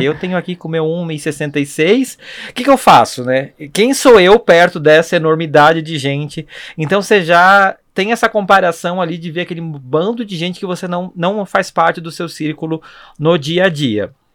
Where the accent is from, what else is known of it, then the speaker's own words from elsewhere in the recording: Blumenau, Santa Catarina, Brazil; now in São Paulo, Brazil; Eu sou de Blumenau